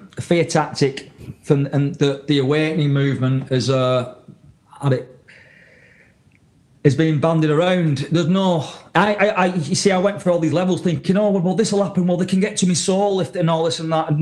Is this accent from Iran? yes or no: no; the north of England, United Kingdom; moved away as an adult; now in New England, United States; I was raised in Northern England, mate, in a working class town